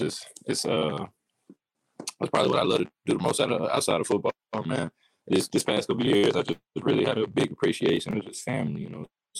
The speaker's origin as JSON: {"language": "English", "region": "the South", "country": "United States", "said": "I'm from the South, man."}